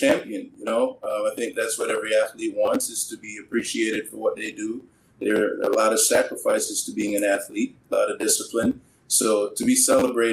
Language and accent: English; Canada; also born or lived in Jamaica; I was born in Jamaica, raised in Canada